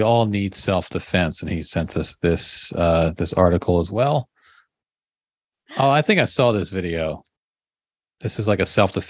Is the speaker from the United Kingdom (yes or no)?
no; Nigeria; I've also heard a variation of this story growing up in Nigeria about India not playing at the World Cup.